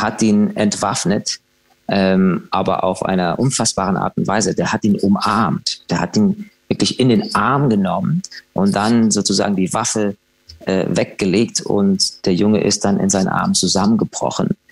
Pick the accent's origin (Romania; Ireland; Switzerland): Ireland; Dublin, Leinster; ich bin ja in Irland, in Dublin geboren